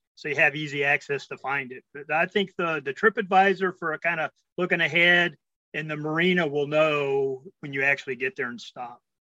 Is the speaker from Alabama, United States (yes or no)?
no; Texas, United States; We're from Texas